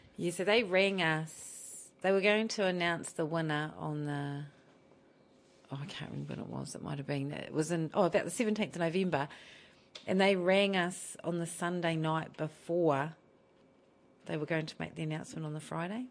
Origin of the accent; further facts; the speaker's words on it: Palmerston North, Manawatū-Whanganui, New Zealand; moved away as an adult; also born or lived in Auckland; now in Rotorua, New Zealand; I was born and raised in Palmerston North.